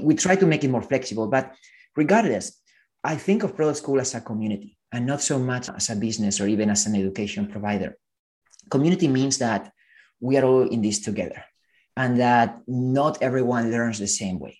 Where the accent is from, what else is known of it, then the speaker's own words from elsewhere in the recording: Spain; moved away as an adult; also born or lived in Silicon Valley; I come from Spain and I remember studying computer science